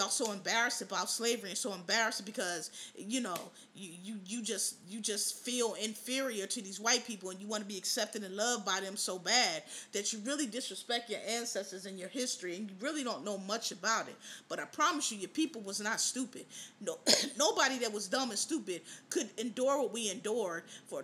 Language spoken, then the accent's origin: English; United States; We know we come from America. When you've been here 9-10 generations, this where you're from.